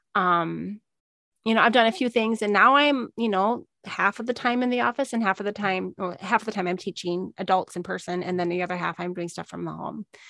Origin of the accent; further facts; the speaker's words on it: Minnesota, United States; moved away as an adult; also born or lived in Missouri / Illinois / Arizona; I'm from Minnesota